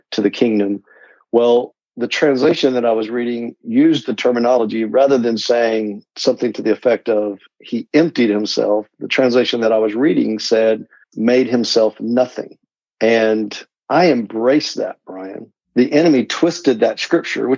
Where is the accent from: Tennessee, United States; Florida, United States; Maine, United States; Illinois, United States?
Tennessee, United States; Knoxville; I grew up in Tennessee, and so I'm from the Knoxville area